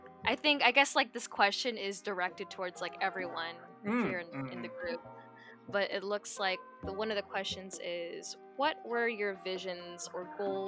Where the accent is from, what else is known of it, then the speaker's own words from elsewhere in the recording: United States; I'm coming here from the States.